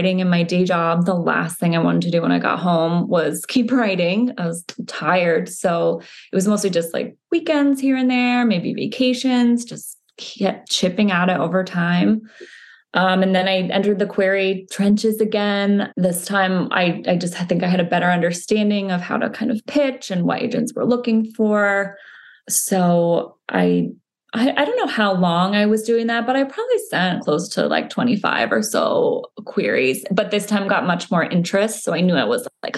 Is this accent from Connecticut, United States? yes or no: yes; Connecticut, United States; I grew up in Connecticut